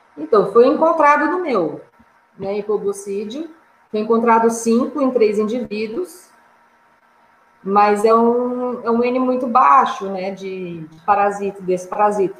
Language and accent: Portuguese; São Paulo, Brazil; eu sou de São Paulo